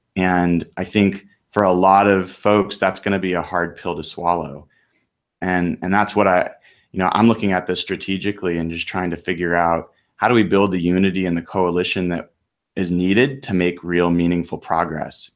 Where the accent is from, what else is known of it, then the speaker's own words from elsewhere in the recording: United States; I'm an American